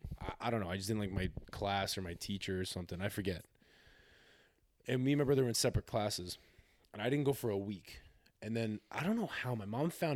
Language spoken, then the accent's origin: English; Oakville, Mississauga, Milton, Ontario, Canada; I'm from Oakville, Mississauga, like Milton.